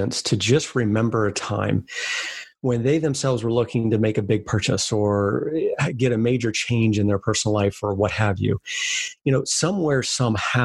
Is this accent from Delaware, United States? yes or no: yes; Bethany Beach, Delaware, United States; it's Delaware, Southern Delaware, beach town called a little outside Bethany Beach.